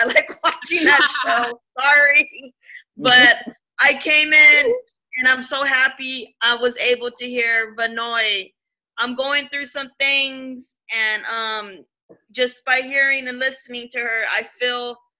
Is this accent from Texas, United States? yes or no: yes; Corpus Christi, Texas, United States; Hi, y'all. I'm from Corpus, Christy, Texas.